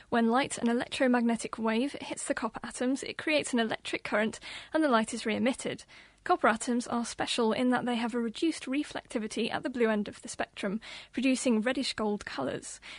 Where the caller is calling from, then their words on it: Adelaide, South Australia, Australia; I'm calling from Adelaide in South Australia.